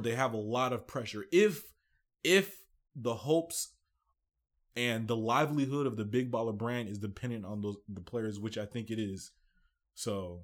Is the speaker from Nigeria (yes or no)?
yes; Nigeria; I'm Nigerian.